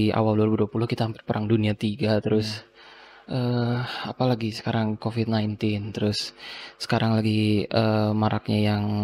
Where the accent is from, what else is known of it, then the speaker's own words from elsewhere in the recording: West Java, Indonesia; nggak tahu sih urang kita pakai urang karena kita orang Sunda Sunda